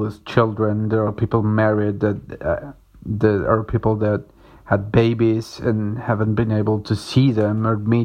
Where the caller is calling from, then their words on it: Córdoba, Argentina; I'm calling from Cordoba in Argentina